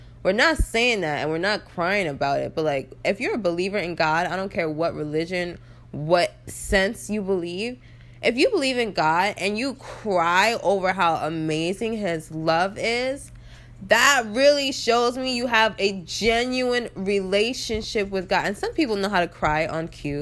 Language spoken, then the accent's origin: English; New York, United States; I live in New York. Well, I'm from New York